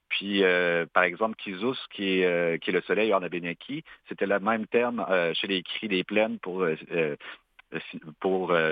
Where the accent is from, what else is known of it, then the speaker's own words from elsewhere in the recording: Quebec, Canada; par exemple, nous Latikamek, par expérience, euh, à force de se côtoyer, Inou et Atikamekw vont pouvoir euh, éventuellement se compre